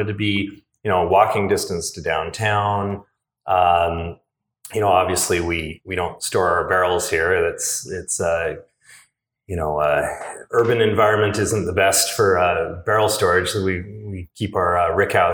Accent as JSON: {"language": "English", "town": "Seattle", "region": "Washington", "country": "United States", "tie": "born or raised there", "moved": "as an adult", "lives_now": "Portland, United States", "said": "I'm originally from Seattle and grew up homebrewing in the 80s"}